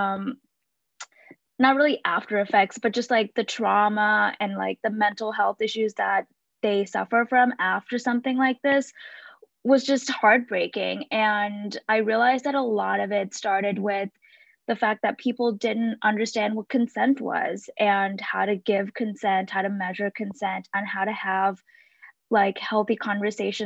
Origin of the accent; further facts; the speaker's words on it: Sri Lanka; moved away as an adult; now in United States; I was born and raised in Sri Lanka, and I moved to the US when I was 18 for college